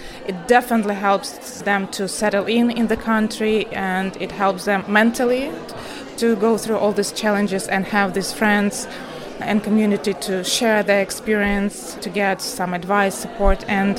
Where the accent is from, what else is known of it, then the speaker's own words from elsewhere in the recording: Kyiv, Ukraine; English is a second language; now in United Kingdom; And sometimes London, because I came from Kyiv, reminds me Kyiv and England itself, like the beauty, the countryside reminds me of Ukraine, so UK became my second home.